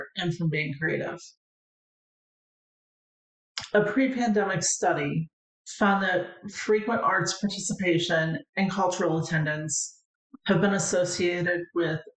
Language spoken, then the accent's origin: English; St. Louis, Missouri, United States; when I was a child growing up in St. Louis, Missouri